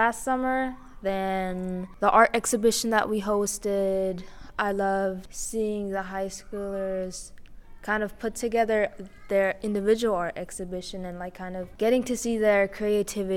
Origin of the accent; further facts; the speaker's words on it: Germany; I am from Germany.